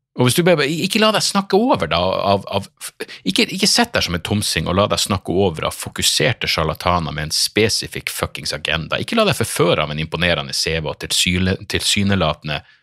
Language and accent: Norwegian; Northern Norway, Norway; accent: Northern Norwegian; du hater dialekten min, du hater nordlendinger